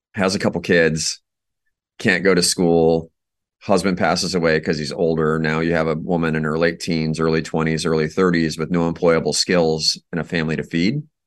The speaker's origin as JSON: {"language": "English", "region": "Iowa", "country": "United States", "moved": "as an adult", "said": "I'm from Iowa originally."}